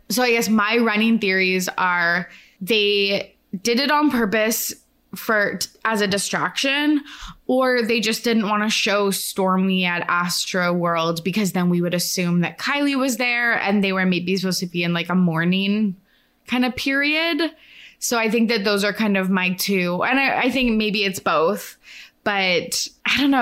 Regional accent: Canada; I'm Canadian

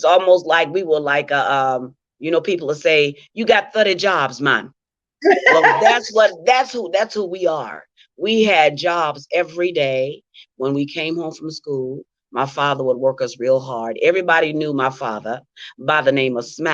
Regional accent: Caruthersville, Missouri, United States; now in Memphis, United States; I'm from Caruthersville, Missouri, and that is like an hour and a half away from Memphis

